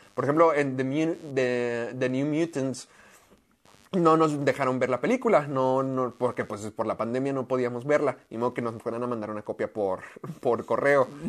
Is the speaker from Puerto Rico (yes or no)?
no; Mexico; also born or lived in United States; el estar allá siendo mexicano